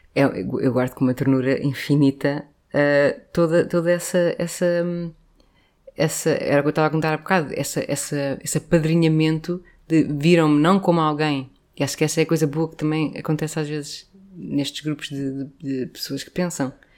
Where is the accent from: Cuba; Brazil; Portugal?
Portugal; Lisbon; cresci no Príncipe Real